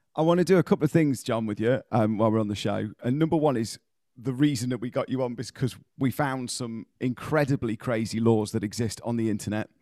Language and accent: English; United Kingdom; as British people, we tend to do this quite a lot